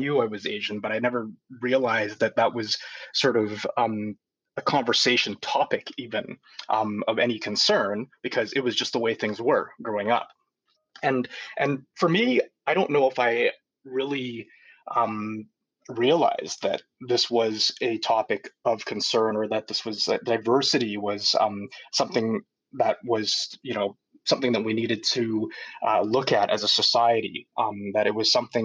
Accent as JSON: {"language": "English", "town": "Vancouver", "region": "British Columbia", "country": "Canada", "tie": "born or raised there", "said": "I grew up here in Vancouver"}